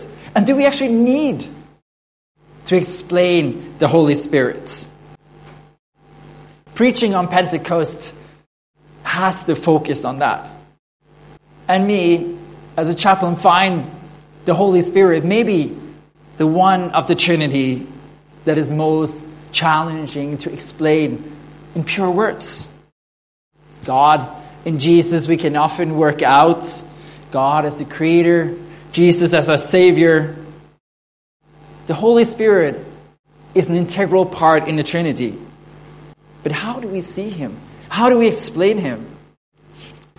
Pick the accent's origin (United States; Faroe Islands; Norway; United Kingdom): Norway; first language Norwegian; English is a second language; now in Sydney, Australia